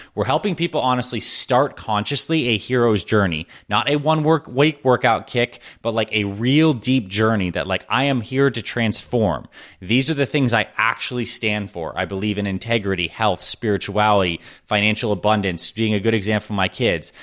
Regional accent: Syracuse, New York, United States; I was born in Syracuse, New York

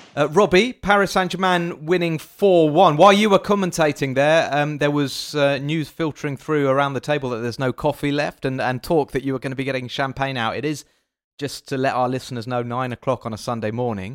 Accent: England, United Kingdom; now in France; I'm French, I, well, I'm still English, I'm still British

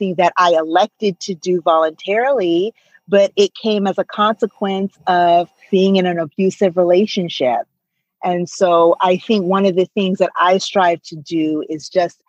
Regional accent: United States; growing up in America

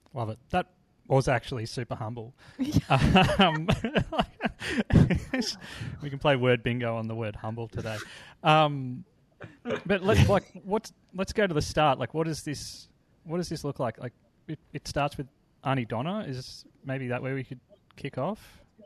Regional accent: Australia; as an Australian

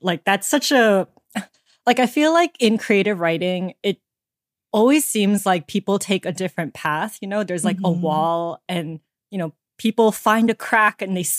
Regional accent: Georgia, United States; I grew up in Georgia. So yay, okay. Southern Asians.

